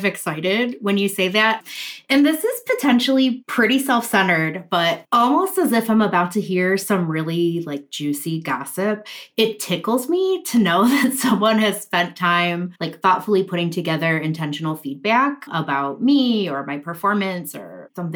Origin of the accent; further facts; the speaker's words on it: Midwest, United States; accent: Midwestern; my Midwestern accent